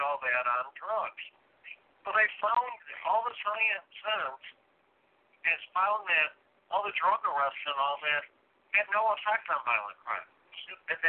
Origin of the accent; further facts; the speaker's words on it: Chicago, Illinois, United States; I'm from Chicago